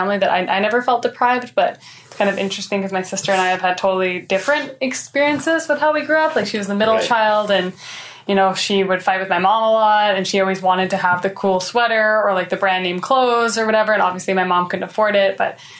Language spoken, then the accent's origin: English; Canada; moved away as an adult; now in Toronto, Canada; I ended up moving from my hometown of Port St. John to Toronto to join the Collective Evolution team.